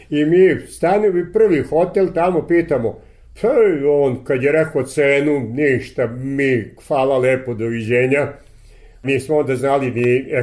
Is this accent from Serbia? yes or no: yes; Vojvodina, Serbia; kažemo mi smo iz Vojvodine